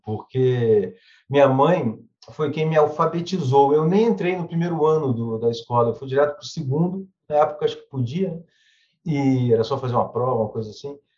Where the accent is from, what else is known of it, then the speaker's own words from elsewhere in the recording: Duque de Caxias, Rio de Janeiro, Brazil; eu nasci em Duque de Caxias, na Baixada Fluminense. E tive uma infância assim, morava de aluguel, estudava em colégio público